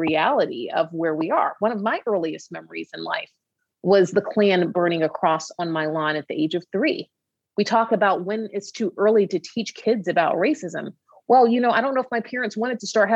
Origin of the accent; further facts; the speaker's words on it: Atlanta, Georgia, United States; moved away; I'm from Atlanta, Georgia